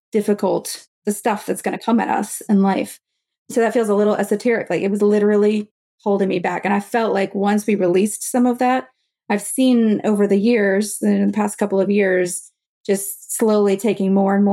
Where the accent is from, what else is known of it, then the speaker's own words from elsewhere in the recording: the South, United States; I was from the South